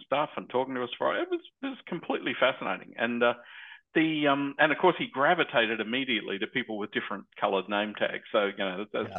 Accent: Australia; being an Australian

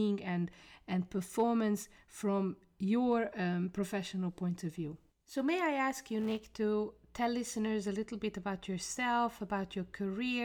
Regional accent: Hungary; now in Brussels, Belgium; Me as a Hungarian sitting in Brussels

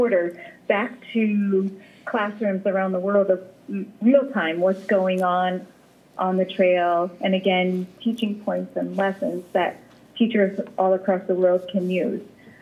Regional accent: Mansfield, Connecticut, United States; also born or lived in Virginia Beach, Virginia; I'm from Mansfield, Connecticut.

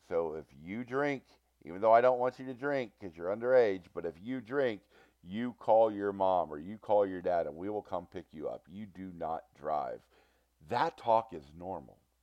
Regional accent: Cincinnati, Ohio, United States; I am from Cincinnati, Ohio

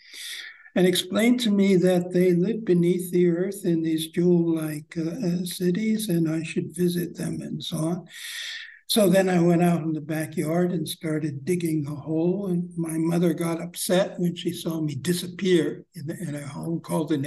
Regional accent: United States; growing up in American society

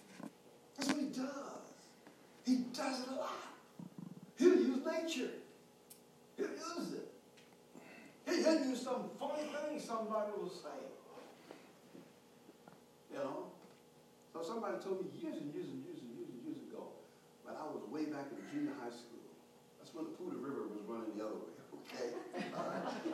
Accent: Houston, Texas, United States; growing up in Third Ward, H-Town, the hood

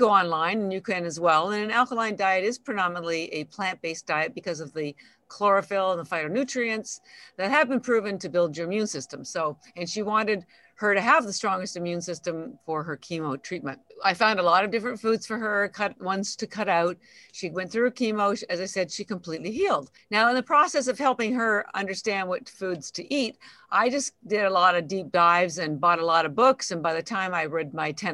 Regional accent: Canada; moved away as an adult; now in Boston, United States; I'm actually Canadian, but I have lived in Boston for 33 years, a long time

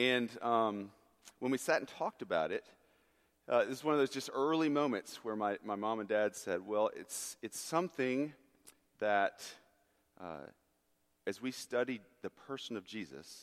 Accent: United States; I grew up on Lookout Mountain, the water towers, if you look off from your parking lot down there

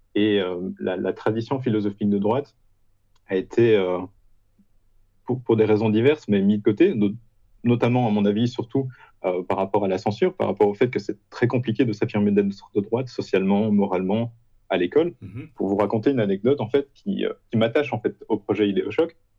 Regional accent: Belgium; moved away as an adult; now in Poland; je suis belge

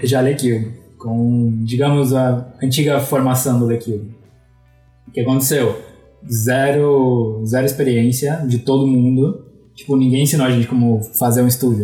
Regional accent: Curitiba, Paraná, Brazil; moved away as an adult; also born or lived in Florianópolis; Eu sou de Curitiba, mas sempre soube que sempre vivi entre Curitiba e Florianópolis

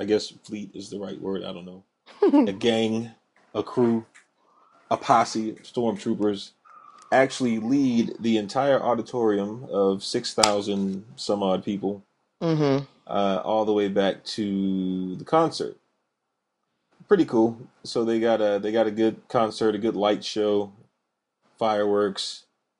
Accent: Texas, United States; I'm from Texas.

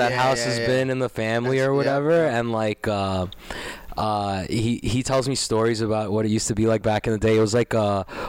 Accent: New York City, New York, United States; moved away as an adult; now in Long Island, United States; I moved out here maybe 5 years ago because like I grew up in Queens

